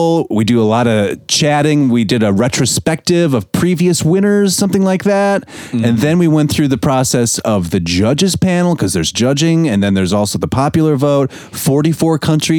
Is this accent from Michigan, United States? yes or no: yes; Michigan, United States; Michiganders, my hometown.